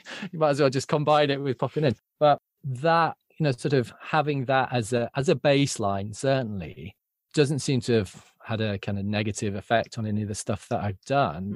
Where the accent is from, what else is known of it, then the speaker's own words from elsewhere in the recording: Yorkshire and the Humber, United Kingdom; I grew up in Yorkshire